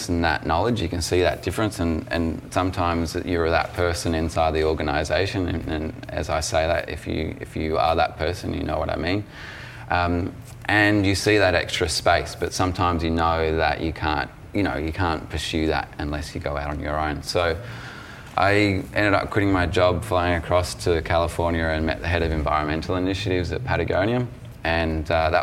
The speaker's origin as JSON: {"language": "English", "area": "West Gippsland", "region": "Victoria", "country": "Australia", "tie": "born or raised there", "said": "I grew up in West Gippsland, so a region that has a really strong land connection"}